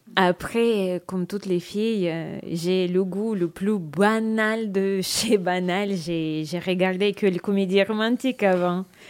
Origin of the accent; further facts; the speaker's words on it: Moscow, Russia; French is a second language; Je viens de Moscou.